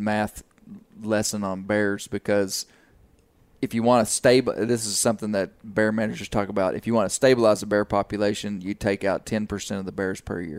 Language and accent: English; United States; Growing up in the Washita Mountains, you know, not far from here